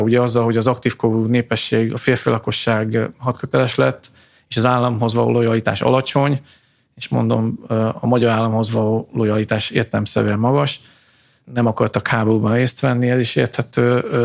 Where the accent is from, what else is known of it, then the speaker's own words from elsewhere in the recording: Tiszahát, Transcarpathia, Zakarpattia Oblast, Ukraine; moved away; ott születtem a Tiszaháti településeken